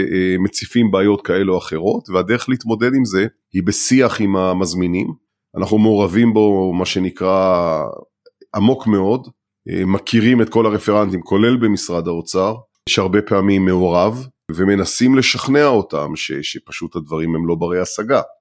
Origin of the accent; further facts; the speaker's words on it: Israel; אנחנו כישראלים